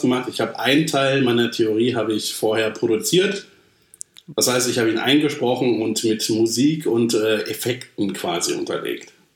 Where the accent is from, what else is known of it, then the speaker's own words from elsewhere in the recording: Germany; ich bin Deutscher